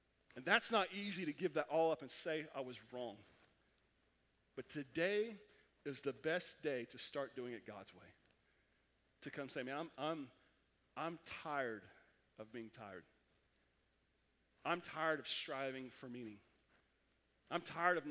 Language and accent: English; Oklahoma, United States; I'm from Oklahoma